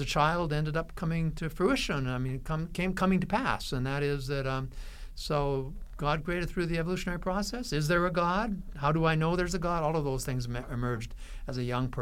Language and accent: English; Western Canada, Canada; Growing up in Western Canada, there were very few individuals that I knew outside of my own church and my own family that were Christians